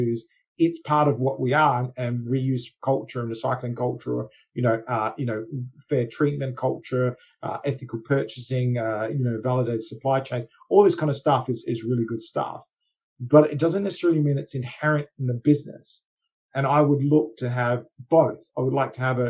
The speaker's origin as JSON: {"language": "English", "country": "Australia", "moved": "yes", "said": "as an Australian originally"}